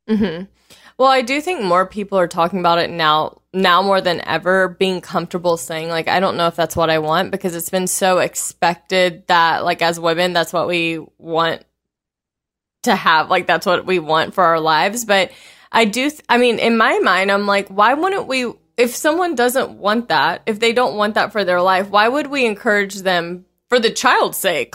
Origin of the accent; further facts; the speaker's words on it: the South, United States; growing up in the South